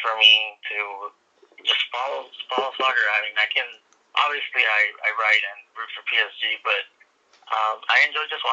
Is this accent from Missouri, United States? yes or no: no; Los Angeles, California, United States; also born or lived in Inglewood, California / North Hollywood; I was born in Inglewood, California, but I've been pretty much raised all over LA. I grew up in South